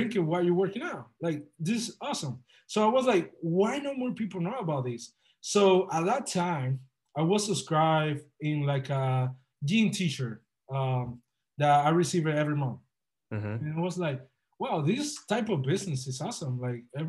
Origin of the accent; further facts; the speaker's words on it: Dominican Republic; moved away as an adult; also born or lived in Boca Raton, Florida; now in Miami, United States; I'm originally from the Dominican Republic.